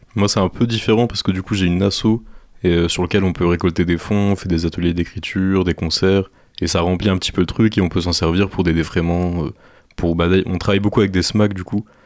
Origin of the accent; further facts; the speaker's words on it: Normandy, France; now in Angers, France; moi je viens pas du tout d'Angers de base, je, suis de Normandie